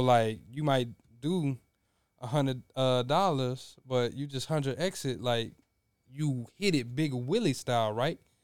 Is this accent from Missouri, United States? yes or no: no; Louisiana, United States; Us growing up in Louisiana